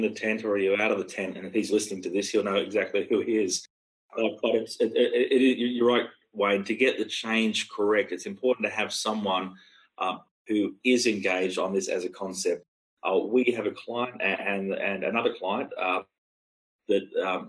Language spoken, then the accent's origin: English; Australia; as an Australian